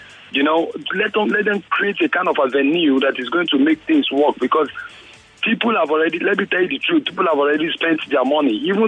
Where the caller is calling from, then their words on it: Ibeju-Lekki, Lagos, Nigeria; Yes. I'm calling from Ibeji-Lekki.